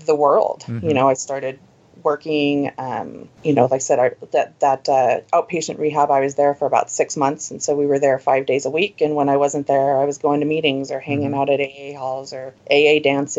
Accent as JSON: {"language": "English", "region": "Oregon", "country": "United States", "tie": "born or raised there", "also_born_or_lived": "Southern California", "moved": "yes", "lives_now": "Seattle, United States", "said": "I was born and raised in Oregon"}